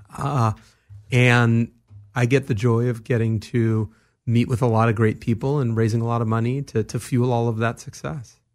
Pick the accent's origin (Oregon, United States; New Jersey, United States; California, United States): California, United States; Los Angeles; I grew up here in Los Angeles, in the San Fernando Valley